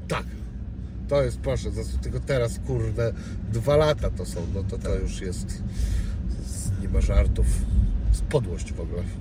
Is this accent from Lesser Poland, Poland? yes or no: no; Szczecin, West Pomeranian Voivodeship, Poland; jestem ze Szczecina